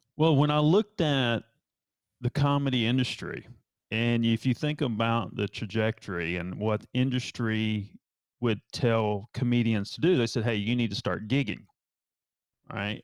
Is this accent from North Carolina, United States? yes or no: yes; Asheville, North Carolina, United States; now in Charleston, United States; I'm from North Carolina